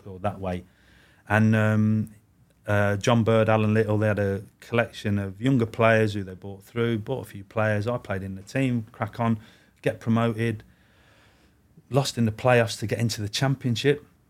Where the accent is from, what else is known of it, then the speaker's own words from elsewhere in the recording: Warwick, West Midlands, United Kingdom; also born or lived in Manchester; I was born in Manchester, moved to the Midlands, which is where my mum's from. So I grew up in sort of Warwick, Leamington, that sort of way